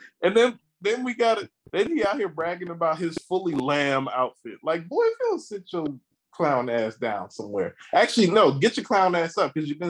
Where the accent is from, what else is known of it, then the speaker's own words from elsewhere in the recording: Maryland, United States; Actually, I'm not from D.C. I'm from Maryland.